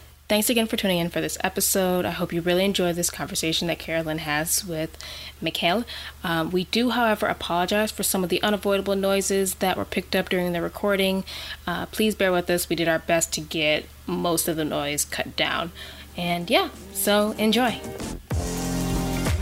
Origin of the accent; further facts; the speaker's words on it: Barbados; now in Canada; I'm from Barbados and I live here in Canada